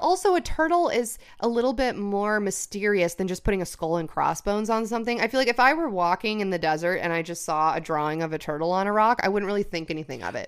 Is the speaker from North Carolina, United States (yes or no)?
no; California, United States; I was born here.